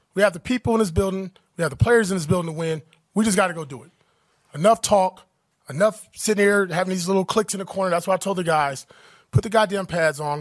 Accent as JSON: {"language": "English", "town": "Compton", "region": "California", "country": "United States", "tie": "born or raised there", "said": "I grew up in Compton, California."}